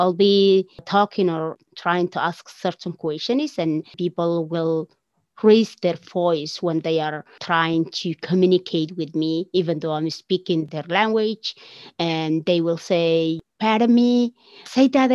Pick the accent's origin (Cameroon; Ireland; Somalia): Somalia; Somaliland; moved away as an adult; now in Canada; I will definitely say I'm from Somaliland. So, you know, that's where I am from. Somalia, what used to be Somalia, where I grow up